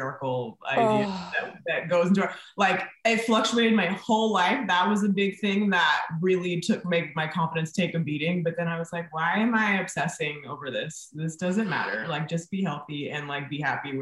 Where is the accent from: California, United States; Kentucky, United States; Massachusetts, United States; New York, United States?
California, United States; Napa; also born or lived in Bay Area; I went to high school in Napa